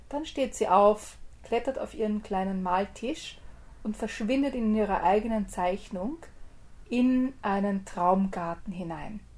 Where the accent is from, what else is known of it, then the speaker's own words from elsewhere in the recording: Austria; aber ich als Österreicherin habe ich gar nicht lang nachgedacht oder was anderes gesucht, sondern bin gleich zu Österreich gegangen.